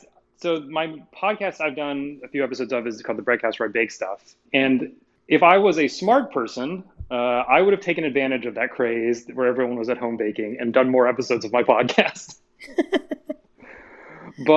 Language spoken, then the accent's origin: English; Georgia, United States; I grew up in Georgia